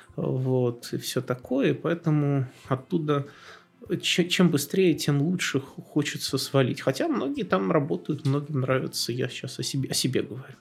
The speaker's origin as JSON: {"language": "Russian", "town": "Tula", "region": "Tula Oblast", "country": "Russia", "moved": "yes", "said": "я сам из Тулы"}